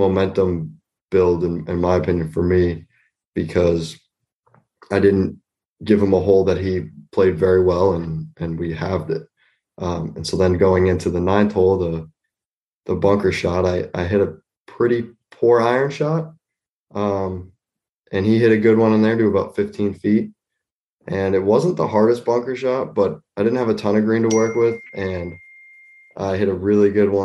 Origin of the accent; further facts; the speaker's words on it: Nashua, New Hampshire, United States; also born or lived in Concord, New Hampshire; I grew up in Nashua. I was born in Concord and then moved to Nashua when I was about three or four. I've lived in Nashua ever since.